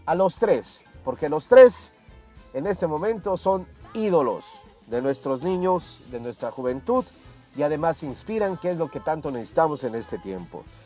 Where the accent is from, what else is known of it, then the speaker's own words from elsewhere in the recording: Mexico; en la República Mexicana, que es de donde soy yo